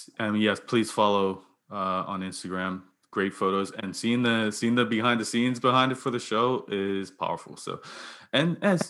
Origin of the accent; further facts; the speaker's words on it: Bermuda; I always thought of myself as a city person, too. I grew up in Bermuda, which is not city